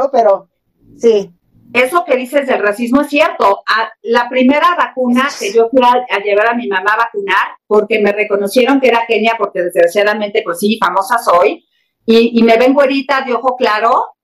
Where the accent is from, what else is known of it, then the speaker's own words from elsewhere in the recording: Mexico; y pues yo bien sociable, sí, soy mexicana